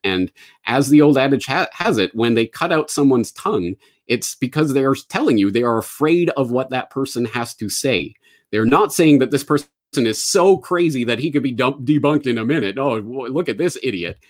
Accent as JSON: {"language": "English", "country": "Canada", "tie": "born or raised there", "also_born_or_lived": "Ireland / Japan", "moved": "as an adult", "said": "I am a Canadian, born and raised"}